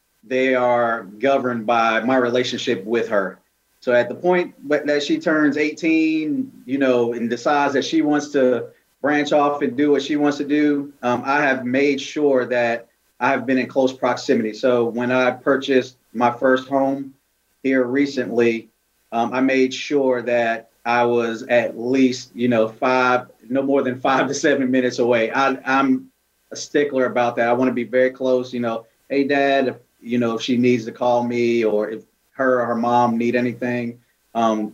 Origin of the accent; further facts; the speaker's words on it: Yonkers, New York, United States; moved away; also born or lived in North Carolina; I'm originally from Yonkers, New York